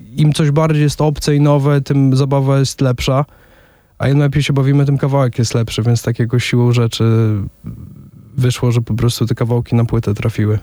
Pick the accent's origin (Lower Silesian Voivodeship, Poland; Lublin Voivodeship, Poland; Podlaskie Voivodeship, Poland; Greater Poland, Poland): Podlaskie Voivodeship, Poland; Łomża; oba jesteśmy z Łomży